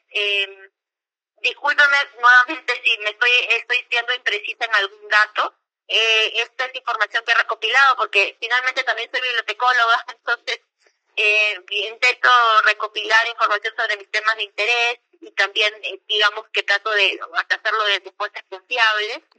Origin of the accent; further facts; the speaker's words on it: Peru; como peruana, eh, que, ha, bueno, yo no, yo era muy muy chica cuando pasó eh, todo el tema del conflicto interno